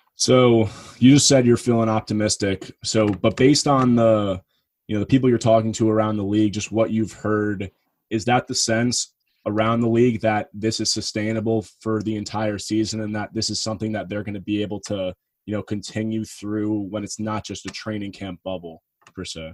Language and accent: English; New York area, United States; I'm from the New York area